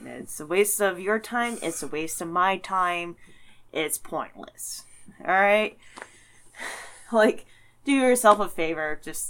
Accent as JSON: {"language": "English", "region": "Midwest", "country": "United States", "also_born_or_lived": "Detroit / Chicago", "said": "It's the Midwest. And I'm a Midwesterner."}